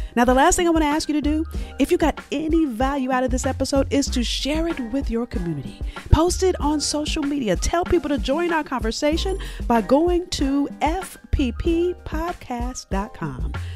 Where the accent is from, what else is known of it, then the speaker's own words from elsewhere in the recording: Los Angeles, California, United States; I'm from South Central L